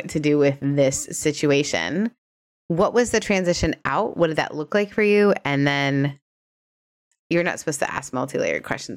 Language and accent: English; Canada; as a Canadian